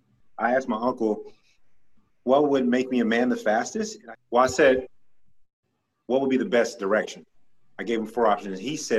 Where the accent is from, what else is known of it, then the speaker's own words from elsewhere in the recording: Grand Prairie, Texas, United States; I am. I'm from Dallas, or specifically Grand Prairie, but people don't know Grand Prairie, so I just say Dallas.